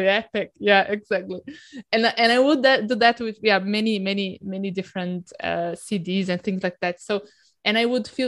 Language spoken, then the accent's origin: English; Brazil; moved away; I grew up in Brazil